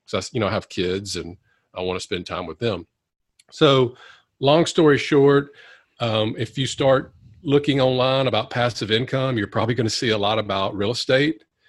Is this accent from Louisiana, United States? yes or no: yes; Monroe, Louisiana, United States; i wanted to come back and practice in my hometown of louisiana uh, monroe louisiana